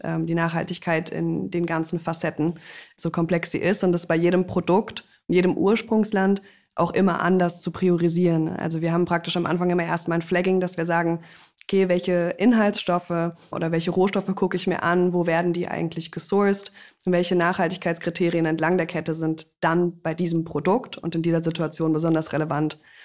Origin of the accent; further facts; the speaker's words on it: Freiburg, Baden-Württemberg, Germany; Wir kommen beide aus Freiburg